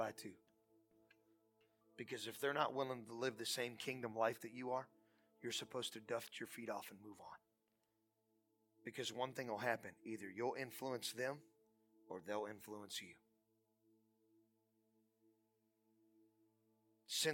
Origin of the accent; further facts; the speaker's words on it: United States; I'm from Portage County